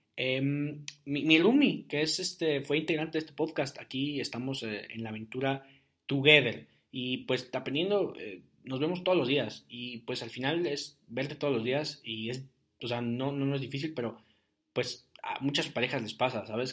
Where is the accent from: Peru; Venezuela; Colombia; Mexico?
Mexico; Ciudad Guzmán, Jalisco; moved away as an adult; now in Querétaro, Mexico; fui a Guzmán un par de veces, a mi tierra, a mi, a mi, a mi, rancho